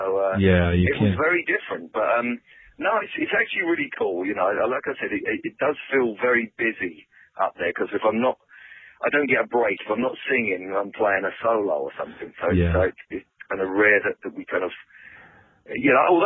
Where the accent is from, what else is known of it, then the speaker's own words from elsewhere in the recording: London, United Kingdom; moved away; we're all from London